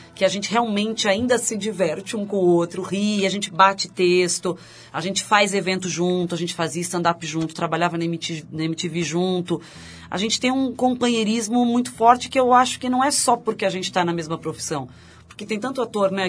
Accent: Santo André, São Paulo, Brazil; also born or lived in São Bernardo do Campo; eu nasci em São Bernardo, mas moro em Santo André. Morei a vida inteira.

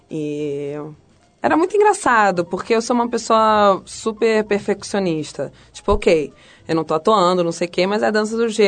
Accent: Mexico; Eu sou mexicana, mas o pai do meu pai é francês, e francês com inglês.

